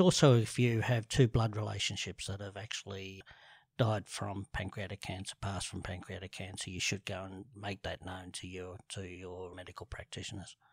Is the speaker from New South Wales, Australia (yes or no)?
yes; Sydney, New South Wales, Australia; grew up in the eastern suburbs, um, from Rose Bay to Bellevue Hill to North Bondi, back to Vaucluse, back to Bellevue Hill